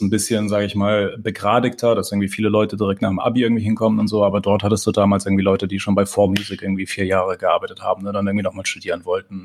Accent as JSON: {"language": "German", "town": "Pforzheim", "region": "Baden-Württemberg", "country": "Germany", "tie": "born or raised there", "said": "ich bin aufgewachsen in Pforzheim"}